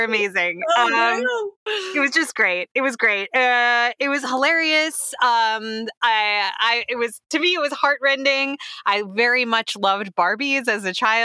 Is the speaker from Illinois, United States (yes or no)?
yes; Chicago, Illinois, United States; I'm from Chicago.